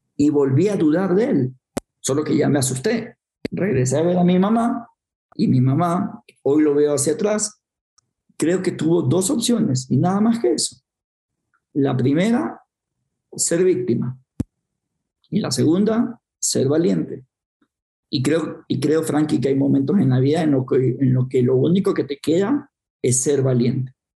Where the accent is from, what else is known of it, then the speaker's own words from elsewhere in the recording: Guayaquil, Guayas, Ecuador; nací en el Ecuador, en una ciudad que se llama Guayaquil, para ubicarnos, una ciudad bastante húmeda, bastante caliente, cuatro metros sobre el nivel del mar, eh, y me crié en un barrio marginal bastante pobre